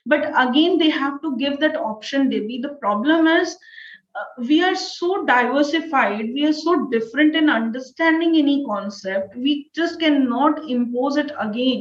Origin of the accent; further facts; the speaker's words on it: India; I'm an Indian citizen.